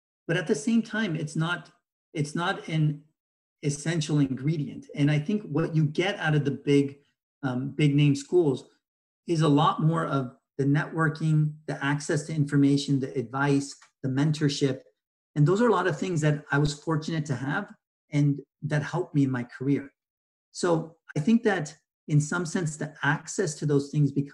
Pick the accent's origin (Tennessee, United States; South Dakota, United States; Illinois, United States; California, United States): California, United States; Bay Area; also born or lived in Ohio; I've spent a good chunk of my life in California and the Bay Area